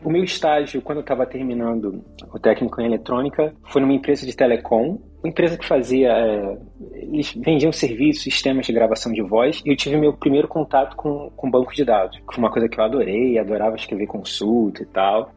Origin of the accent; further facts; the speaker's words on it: Rio de Janeiro, Brazil; moved away as an adult; also born or lived in Poland; now in Netherlands; eu nasci no, no Rio de Janeiro